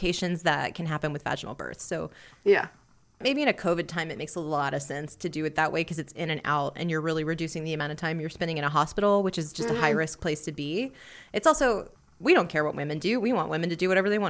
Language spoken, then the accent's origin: English; Houston, Texas, United States; moved away; this was in the Houston Medical Center, which is a great medical center in my hometown.